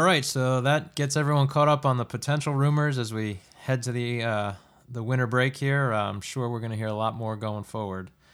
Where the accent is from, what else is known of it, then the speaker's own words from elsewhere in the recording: United States; as an American fan